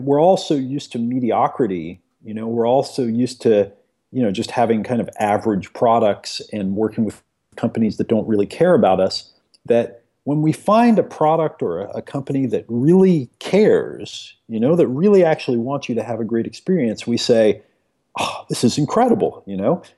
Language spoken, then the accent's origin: English; Eugene, Oregon, United States; I grew up in America here in the backwoods of a little place called Eugene, Oregon